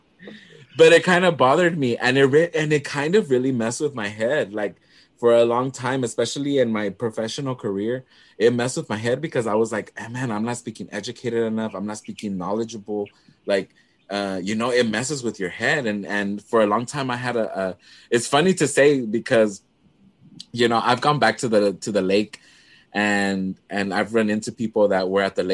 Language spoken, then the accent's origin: English; Dallas, Texas, United States; accent: Chicano; also born or lived in Puerto Rico; I grew up in Oak Cliff